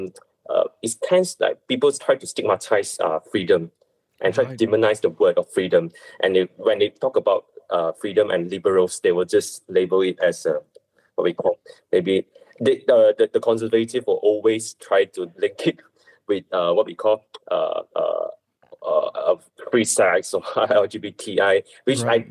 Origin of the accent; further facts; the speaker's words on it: Malaysia; I'm not just doing for Chinese, I'm doing as a Malaysian